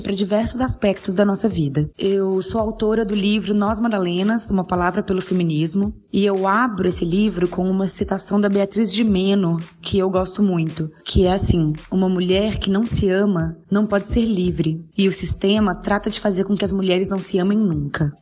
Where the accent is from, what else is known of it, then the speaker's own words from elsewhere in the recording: Belo Horizonte, Minas Gerais, Brazil; eu sou de Belo Horizonte, tenho 32 anos